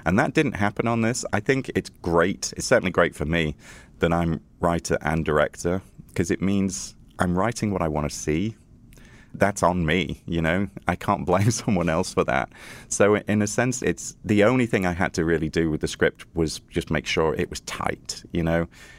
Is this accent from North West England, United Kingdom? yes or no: yes; Liverpool, North West England, United Kingdom; now in United States; Originally, I'm from Liverpool, yeah. This is not a Liverpoolian accent. But I've been here a long time in the States, I think 13 years, but I'm still resolutely British.